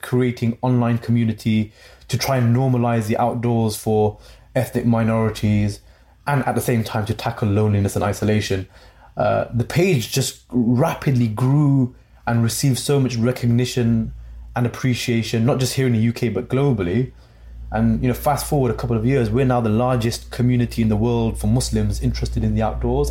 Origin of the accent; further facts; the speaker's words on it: Coventry, West Midlands, United Kingdom; my hometown of Coventry